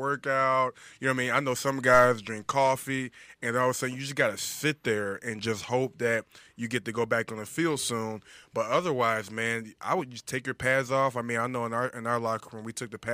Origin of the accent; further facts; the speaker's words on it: Cincinnati, Ohio, United States; We're both from Ohio. I'm from Cincinnati